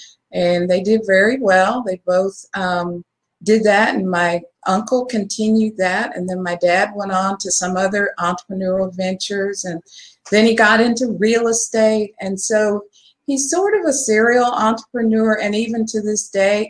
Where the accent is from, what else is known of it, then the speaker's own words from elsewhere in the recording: Dallas, Texas, United States; I grew up in Texas. I'm a native Texan, born and raised in Dallas